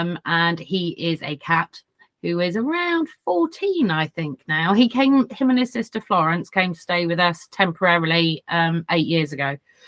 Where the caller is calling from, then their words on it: South West England, United Kingdom; From sunny, sunny Dorset.